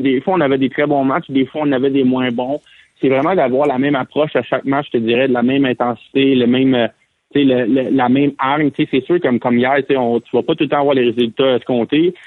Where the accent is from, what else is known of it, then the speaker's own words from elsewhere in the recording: Quebec, Canada; moved away; nous, les Québécois